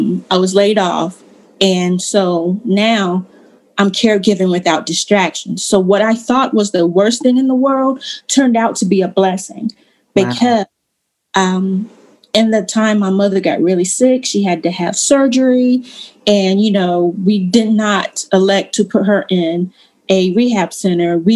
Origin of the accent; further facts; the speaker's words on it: Eastern North Carolina, United States; moved away as an adult; now in Raleigh, United States; I'm from East North Carolina.